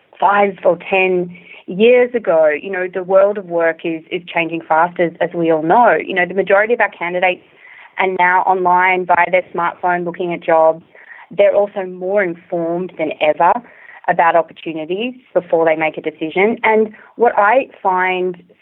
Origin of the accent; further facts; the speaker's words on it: Australia; accent: Australian; moved away as an adult; also born or lived in China / Singapore; now in San Francisco, United States; If you haven't already guessed from my accent, I'm originally from Australia